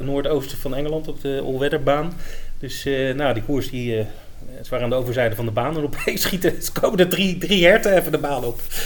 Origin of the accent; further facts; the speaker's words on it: Netherlands; we zijn Nederlanders